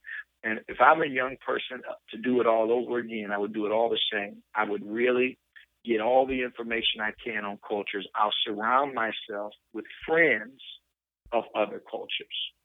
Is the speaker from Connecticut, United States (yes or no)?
no; Flint, Michigan, United States; I come from Flint